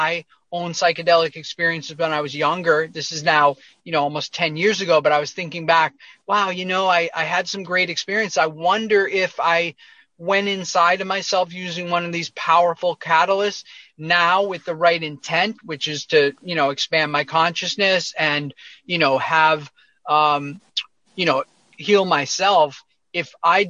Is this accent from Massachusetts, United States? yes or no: yes; near Boston, Massachusetts, United States; moved away as an adult; I grew up near Boston, outside of Boston, Massachusetts, in a suburb